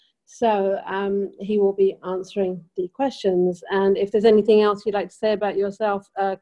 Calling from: Rishikesh, Uttarakhand, India; I'm speaking from Rishikesh, India. And I am a UK lawyer.

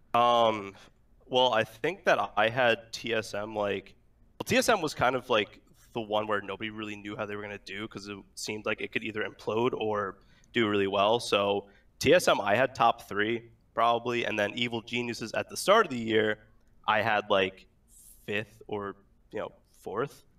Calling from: Long Island, New York, United States; I'm calling from Long Island

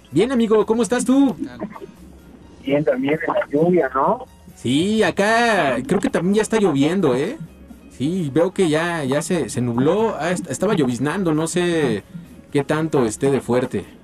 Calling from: Iztacalco, Mexico City, Mexico; De Iztacalocos. De Iztacalocos.

